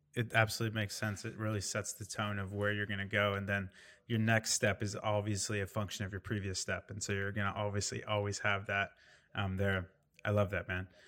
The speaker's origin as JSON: {"language": "English", "region": "Indiana", "country": "United States", "tie": "born or raised there", "said": "I grew up in Indiana"}